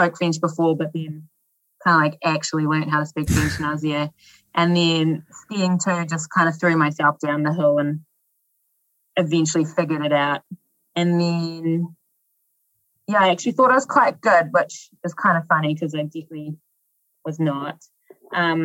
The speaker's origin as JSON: {"language": "English", "town": "Dannevirke", "region": "Manawatū-Whanganui", "country": "New Zealand", "tie": "born or raised there", "also_born_or_lived": "Aspen, Colorado", "moved": "yes", "said": "In Dannevirke, which is a small town on the North Island."}